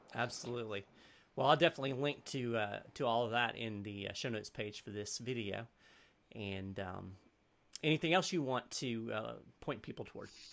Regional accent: United States; as an American

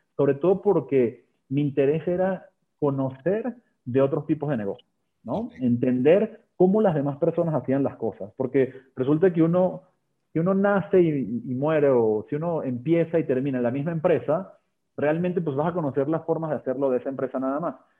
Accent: Venezuela; moved away as an adult; now in Mexico; Yo me gradué de ingeniería industrial en, Venezuela, de ahí, de ahí, nací, yo soy venezolano de nacimiento y mexicano de corazón

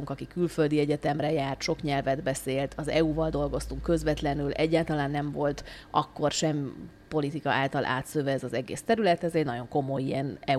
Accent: Prague, Czechia; tehát én gyerekkoromban ebben a közegben nőttem fel. Mi Prágában éltünk nagyon sokáig, de nem diplomaták

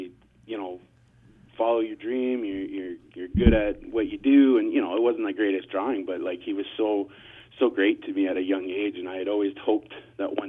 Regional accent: Barrie, Ontario, Canada; the Barrie Colts, which is my hometown here.

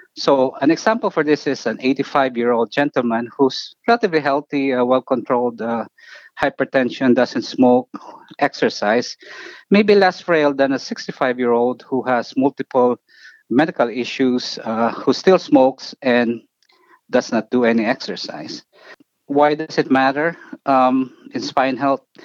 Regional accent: Philippines; moved away as an adult; also born or lived in New York, United States; now in Cleveland, United States; I grew up in, uh, in the Philippines and I actually finished medical school there

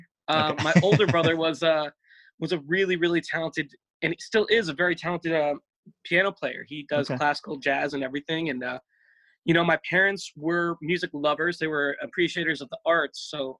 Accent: New Jersey, United States; I grew up in the wonderful state of New Jersey.

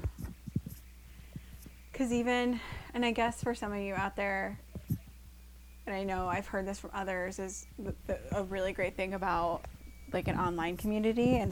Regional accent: Iowa, United States; growing up in Iowa

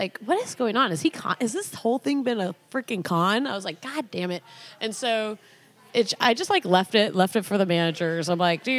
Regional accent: Santa Cruz, California, United States; I grew up in Santa Cruz

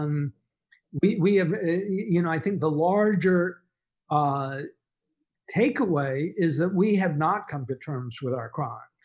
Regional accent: Dallas, Texas, United States; I grew up in Dallas

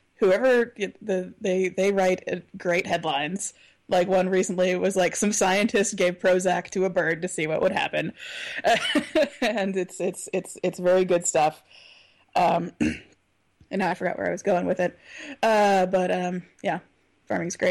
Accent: the South, United States; I know I'm from the South, but my family is not from the South

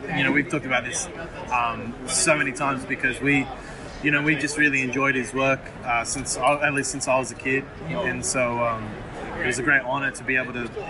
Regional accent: Sydney, New South Wales, Australia

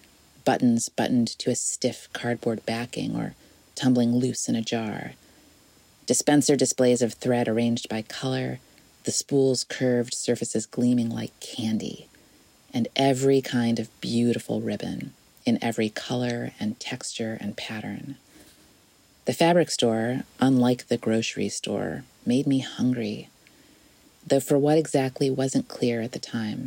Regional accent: South Bend, Indiana, United States; where I was growing up in South Bend, Indiana

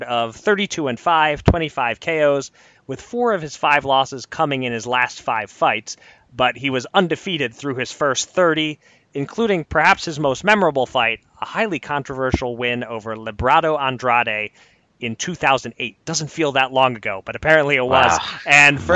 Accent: Philadelphia, Pennsylvania, United States; my hometown of Philadelphia

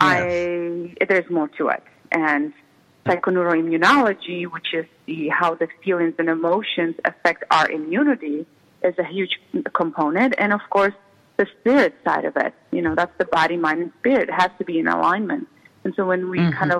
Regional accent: Czechia; English is a second language; moved away as an adult; now in United States; I was raised in the former Czechoslovakia that eventually split out and ended up being Czech Republic and Slovakia. So I was born in the Czech part.

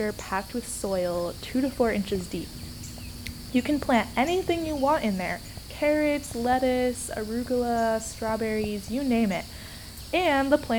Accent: Minneapolis, Minnesota, United States; I grew up in Minneapolis, Minnesota

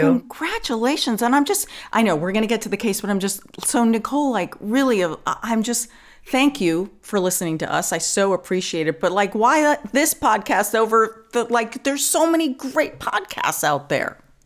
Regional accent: New York, United States; born or raised there; accent: New York

